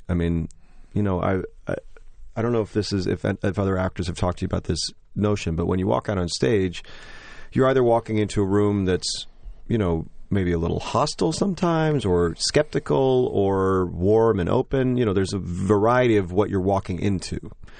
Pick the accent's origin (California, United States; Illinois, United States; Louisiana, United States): Illinois, United States; Joliet; I grew up in Joliet, Illinois, this small town, and I was sort of a dork growing up